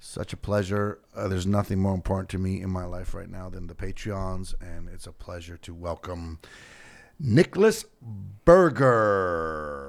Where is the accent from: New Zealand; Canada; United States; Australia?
Canada; a Canadian entertainer